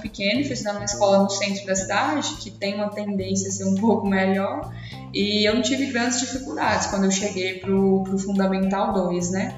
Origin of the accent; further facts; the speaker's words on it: Paracatu, Minas Gerais, Brazil; eu sou de Paracatu, fica aqui em Minas, pertinho de Uberlândia também.